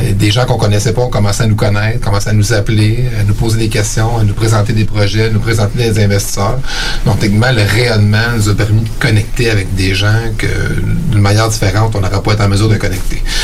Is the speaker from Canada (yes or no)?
yes; Eastern Townships, Quebec, Canada; moved away as an adult; also born or lived in Sherbrooke / Montreal; now in Quebec City, Canada; je viens euh, des cantons de l'Est